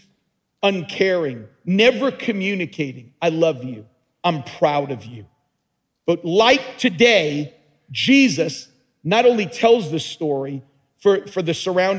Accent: Long Island, New York, United States; also born or lived in Brooklyn; we started living in Brooklyn, and then he moved the family to Long Island. And so I grew up in Long Island

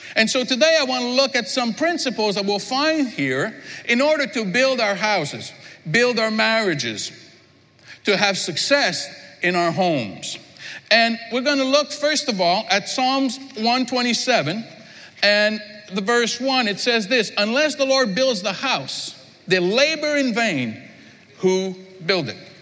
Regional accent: Quebec, Canada; I'm from Quebec

